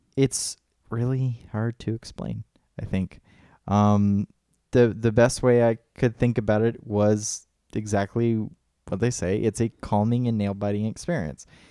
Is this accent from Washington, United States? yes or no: no; Clermont, Florida, United States; now in Alexandria, United States; in our hometown of Claremont, Florida